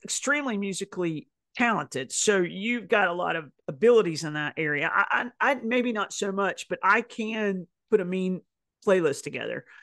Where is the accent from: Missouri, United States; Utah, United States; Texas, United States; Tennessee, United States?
Tennessee, United States; I'm from Tennessee